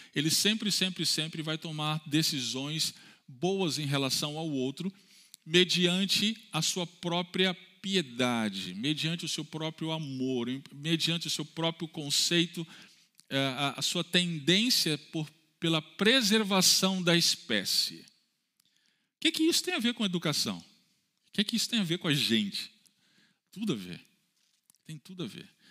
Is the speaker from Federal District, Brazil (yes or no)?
yes; Brasília, Federal District, Brazil; also born or lived in Barbacena, Minas Gerais; Eu fui criado na Igreja Batista da Asa Norte, em Brasília